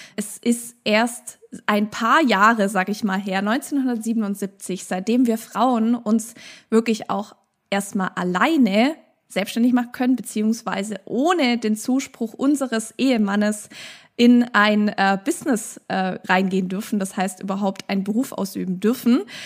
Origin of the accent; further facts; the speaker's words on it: Stuttgart, Baden-Württemberg, Germany; bei uns in Stuttgart